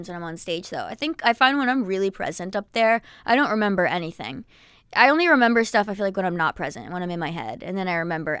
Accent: New Jersey, United States; which is going to be like my hometown show because I'm from Jersey and I grew up going to PNC Bank Arts Center.

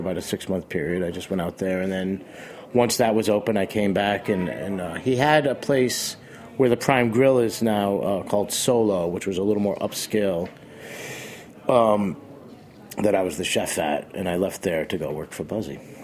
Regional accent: Boston, Massachusetts, United States; also born or lived in Rockport, Massachusetts; now in New York City, United States; I was born in Boston

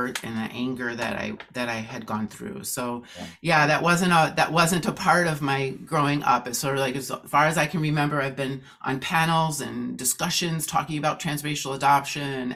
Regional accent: Oshkosh, Wisconsin, United States; I grew up in Oshkosh, Wisconsin

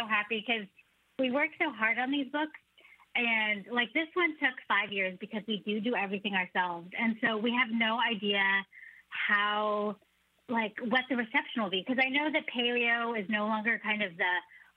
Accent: San Francisco Bay Area, California, United States; growing up in the San Francisco Bay Area and being Cantonese American

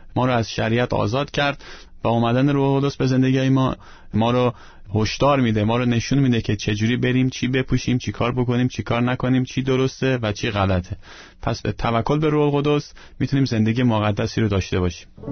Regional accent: Iran; moved away; من ایرانی هستم

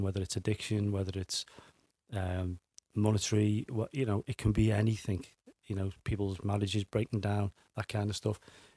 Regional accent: Liverpool, North West England, United Kingdom; also born or lived in Dingle, Liverpool; I was brought up in Woolton, but spent a lot of my time as a kid in the Dingle because that's where my grandparents lived

